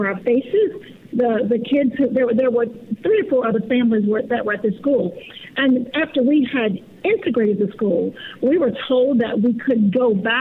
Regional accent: Willisville, Arkansas, United States; We grew up in Willisville, Arkansas, population 152, down in the Southwest

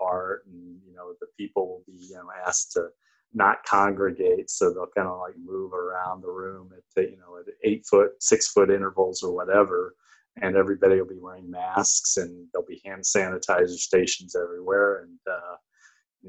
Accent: Greenville, United States; Greenville, which is my hometown

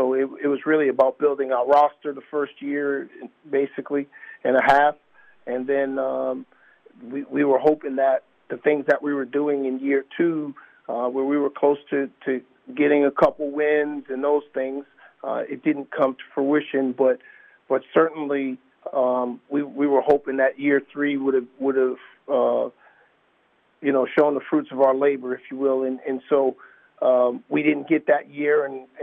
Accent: Boston, Massachusetts, United States; now in Savannah, United States; I'm originally from Boston

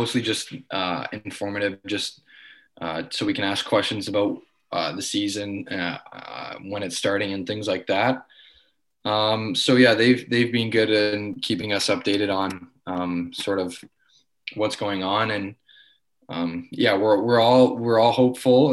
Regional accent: Richmond Hill, Ontario, Canada; I'm from Richmond Hill

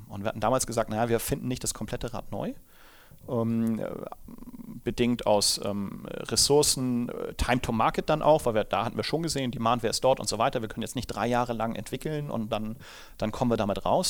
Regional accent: Hamburg, Germany; moved away as an adult; now in Munich, Germany; Ich komme ja ursprünglich aus Hamburg, wie man dem Dialekt wahrscheinlich nach entnehmen kann

